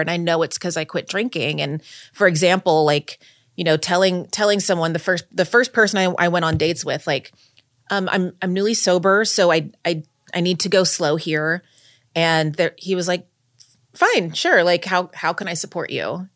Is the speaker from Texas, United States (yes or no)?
yes; Texas, United States; moved away as an adult; now in New York, United States; I grew up in, in Texas